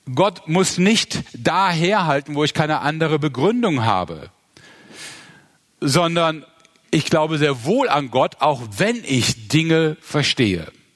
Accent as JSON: {"language": "German", "town": "Mönchengladbach", "region": "North Rhine-Westphalia", "country": "Germany", "tie": "born or raised there", "said": "Ich bin in Mönchengladbach geboren und aufgewachsen"}